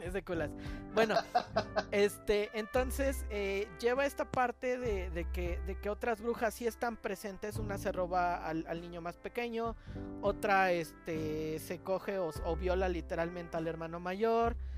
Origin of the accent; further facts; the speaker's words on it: Mexico City, Mexico; soy el chilango